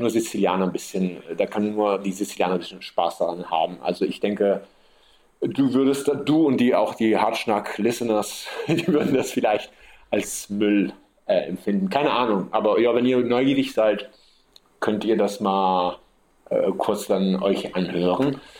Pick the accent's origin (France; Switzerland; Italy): Italy; Sicily; Ich bin so aufgewachsen hier auf der Insel und man ist halt auf der Insel isoliert.